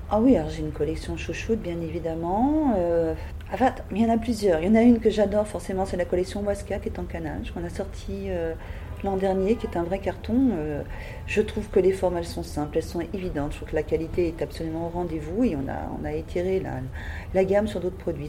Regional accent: Paris, Île-de-France, France; moved away as an adult; now in Nord, France; je suis parisienne, comme je te disais, de naissance. Je suis arrivée pour mes études textiles dans le Nord

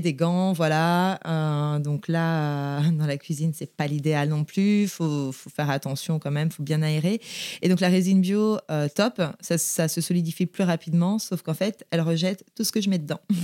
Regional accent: Saint-Malo, Brittany, France; also born or lived in Vannes, Morbihan; j'ai grandi à Saint-Malo. Euh, je suis née à Vannes, dans le Morbihan.

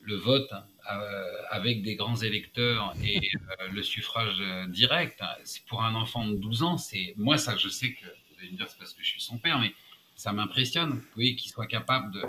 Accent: France; moved away as an adult; now in New York, United States; je suis un Français qui a le passeport américain

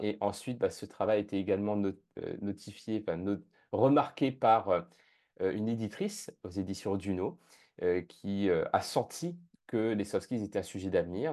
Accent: La Plaine-des-Palmistes, Réunion; also born or lived in Japan / Canada; now in London, United Kingdom; je suis originaire de l'île de la Réunion, plus spécifiquement de la plaine des Palmis, qui est la plus petite commune de l'île de la Réunion

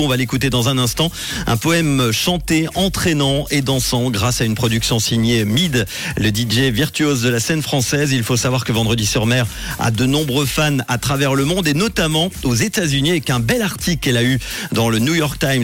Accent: Switzerland; chez nous au Docs à Lausanne

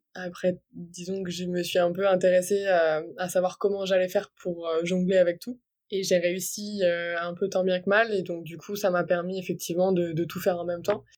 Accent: near Brest, Brittany, France; Je viens de Bretagne, plus précisément à côté de Brest

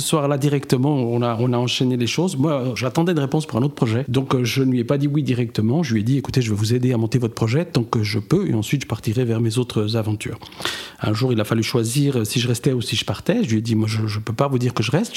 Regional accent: Neuchâtel, Switzerland; géographiquement, je viens de Neuchâtel, avec des origines au Portugal.

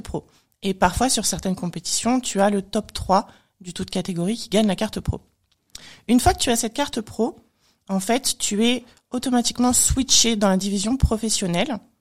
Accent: France; Je suis née en France

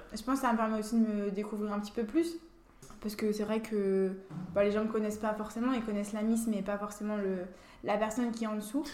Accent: Lorraine, Grand Est, France; also born or lived in Saint-Vallier, Burgundy; je suis venue, euh, je suis venue en Lorraine

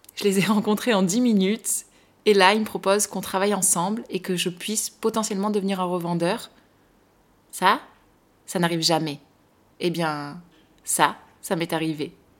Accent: France; nous Français

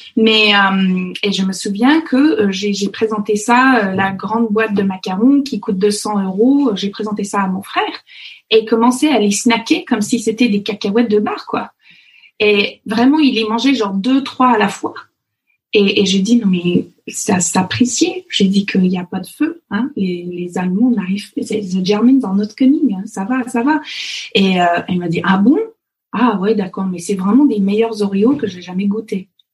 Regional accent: Fox Creek, Alberta, Canada; French is a second language; moved away as an adult; also born or lived in Paris region, France; now in Versailles area, France; l'Alberta, là où j'ai grandi, euh, les, les, gens de l'Alberta ou le Fox Creek, euh, là où j'ai grandi

